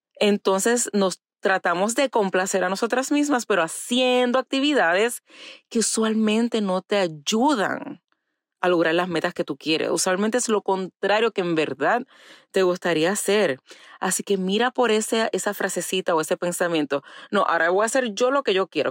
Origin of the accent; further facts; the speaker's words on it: Puerto Rico; moved away; crecí en Puerto Rico